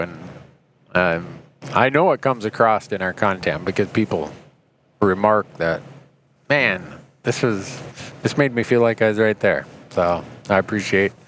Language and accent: English; Montana, United States; I come from Montana